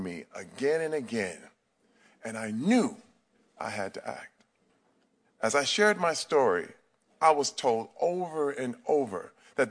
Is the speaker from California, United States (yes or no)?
no; Flint, Michigan, United States; I'm from Flint, Michigan